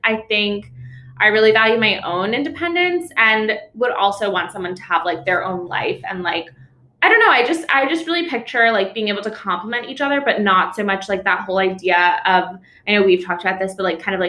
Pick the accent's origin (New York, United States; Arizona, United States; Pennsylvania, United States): New York, United States; moved away as an adult; also born or lived in Boston / Bermuda; now in San Francisco, United States; I'm from New York. I lived in Boston and Bermuda both for a little bit, and now I moved to San Francisco about 8 months ago during COVID, pandemic mover.